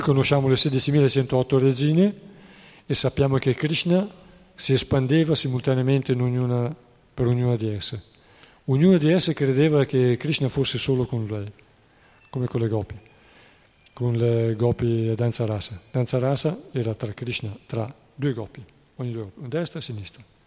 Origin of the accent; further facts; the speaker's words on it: Treviglio, Lombardy, Italy; a Treviglio, provincia di Bergamo, due delle mie parti